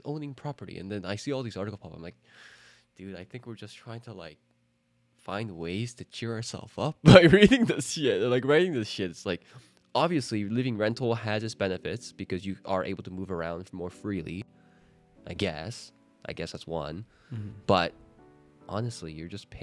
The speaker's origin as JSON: {"language": "English", "country": "Canada", "moved": "yes", "said": "in Canada, like, I have very few friends that are still in Canada. My family's there"}